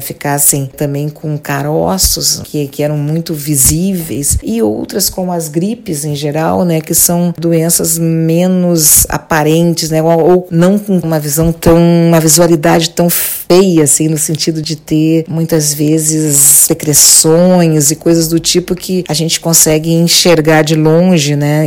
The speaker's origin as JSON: {"language": "Portuguese", "region": "Rio de Janeiro", "country": "Brazil", "said": "eu sou do Rio"}